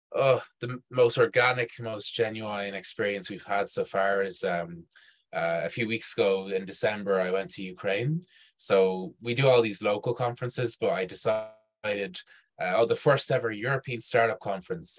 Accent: Dublin, Leinster, Ireland; also born or lived in Chile; I'm from Dublin.

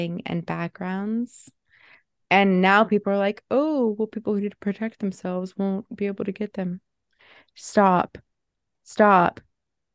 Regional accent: Alaska, United States; now in Oregon, United States; I grew up in Alaska

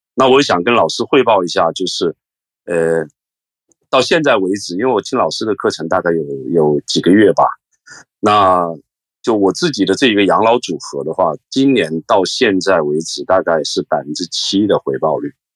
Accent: Hong Kong; 我是来自香港的

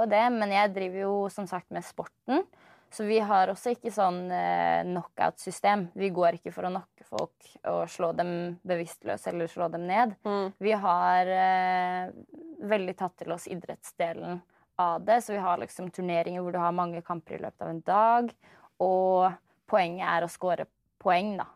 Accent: Oslo, Norway; Jeg er fra Oslo. Født og oppvokst i Oslo

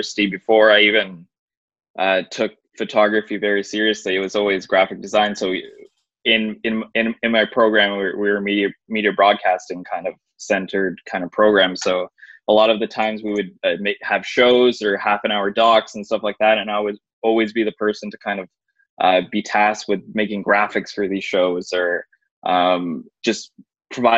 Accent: Brampton, Ontario, Canada; I'm from Brampton

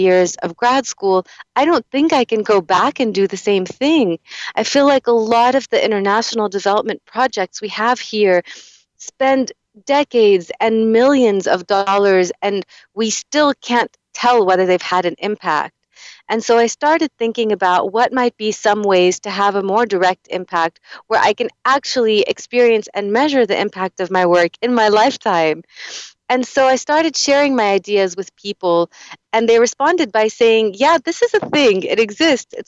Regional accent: Lebanon; moved away; my home country of Lebanon

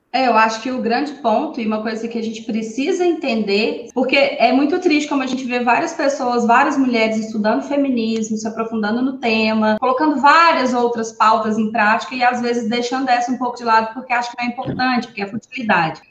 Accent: Divinópolis, Minas Gerais, Brazil; eu sou aqui de Divinópolis, Minas Gerais, cidade das meninas também.

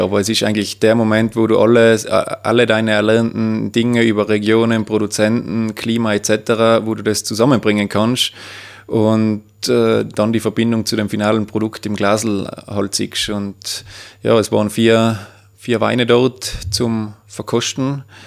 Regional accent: Obergurgl, Tyrol, Austria; beruflich tätig da im elterlichen Betrieb im Gourmet- und Weinhotel Austria in Obergurgl

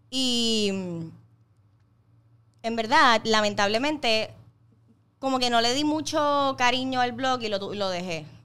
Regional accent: Ponce, Puerto Rico; now in Bayamón, Puerto Rico; me acabo de mudar a Bayamón, vengo de Ponce

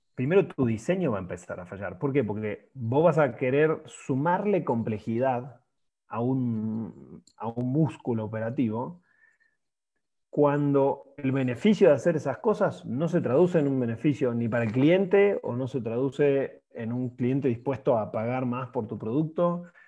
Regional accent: Argentina; now in Mexico; soy argentino, eh, ingeniero industrial de profesión, ex, ex fuerzas básicas de, New Soul Boys de Rosario

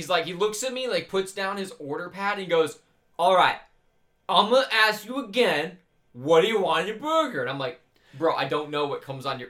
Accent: Detroit, Michigan, United States; moved away; I'm from Detroit

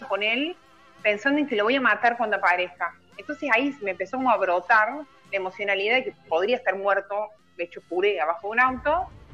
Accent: Córdoba, Argentina; yo soy de Ciudad de Córdoba

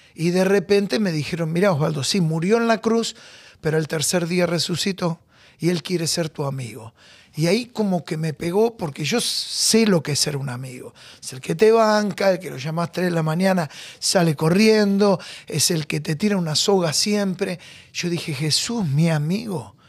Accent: Buenos Aires, Argentina; Yo nací en Magallanes, a dos cuadras de Caminito. Ahí bien, bien el corazón de la boca

